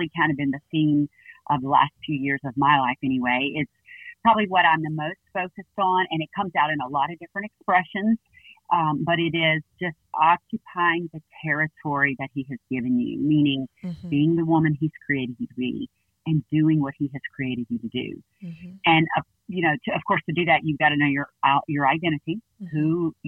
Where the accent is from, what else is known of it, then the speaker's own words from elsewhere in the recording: Baton Rouge, Louisiana, United States; moved away as an adult; now in Northwest Arkansas, United States; we're originally from Baton Rouge, and we moved to Arkansas to plant our church, and we love it here.